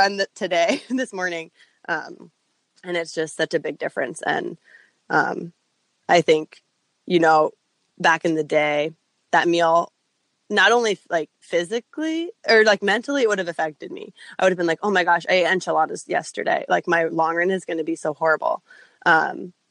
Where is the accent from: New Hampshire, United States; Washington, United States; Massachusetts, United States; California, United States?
Massachusetts, United States; Hopkinton; So I'm from Hopkinton. Boston Marathon's like my hometown race